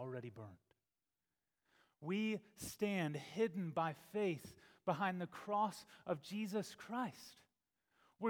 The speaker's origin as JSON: {"language": "English", "region": "Texas", "country": "United States", "tie": "born or raised there", "said": "I remember growing up in Texas, and there we were familiar with wildfires."}